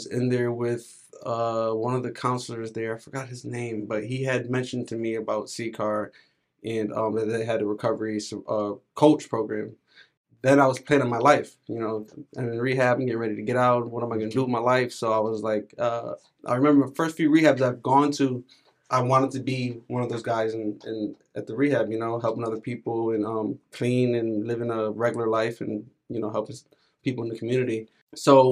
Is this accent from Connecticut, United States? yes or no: yes; New Britain, Connecticut, United States; I was born in New Britain, in New Britain General Hospital.